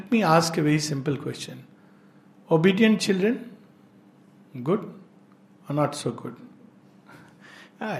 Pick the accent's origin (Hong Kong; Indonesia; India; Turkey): India; I love India and I am deeply Indian in my soul